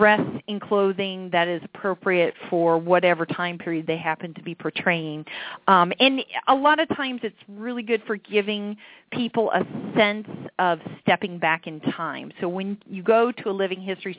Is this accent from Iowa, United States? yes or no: yes; Iowa, United States; moved away as an adult; also born or lived in Marshalltown, Iowa / Urbandale, Iowa; now in Wisconsin, United States; I am a native Iowan, so I grew up in Urbandale and Marshalltown.